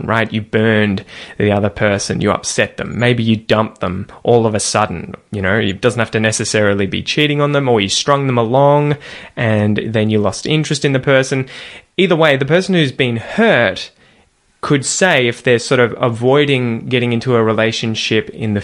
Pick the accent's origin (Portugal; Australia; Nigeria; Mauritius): Australia; accent: Australian